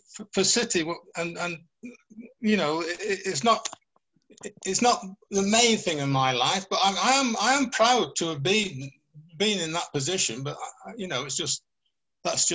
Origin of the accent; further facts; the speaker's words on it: Oxfordshire, South East England, United Kingdom; moved away as an adult; I went back home to Oxfordshire